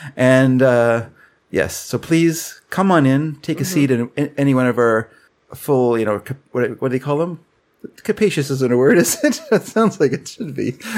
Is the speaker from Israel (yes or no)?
no; Canada; We're Canadian. We're too polite to make, you know.